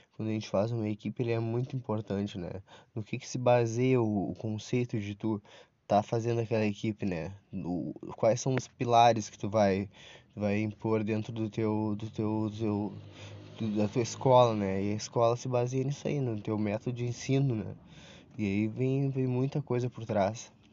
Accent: Brazil; como brasileiro

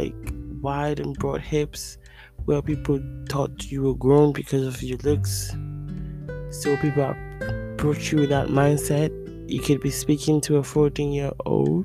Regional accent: Ghana; moved away; I grew up partly in Africa, in Ghana.

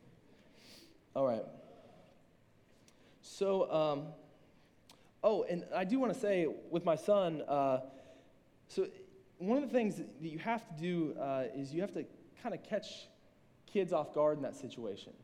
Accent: Southern Ohio, United States; I'm from Southern Ohio

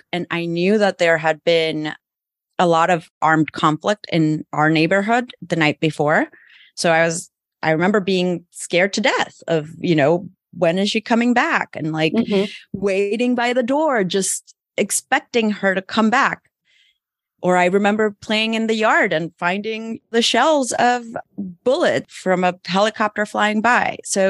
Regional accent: El Salvador; moved away as an adult; also born or lived in Mexico; I'm from El Salvador, was there basically until I went to college.

